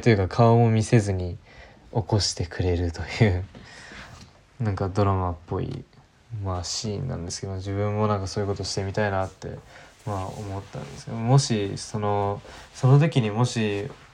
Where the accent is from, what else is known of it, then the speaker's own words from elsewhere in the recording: Japan; 日本に生まれている自分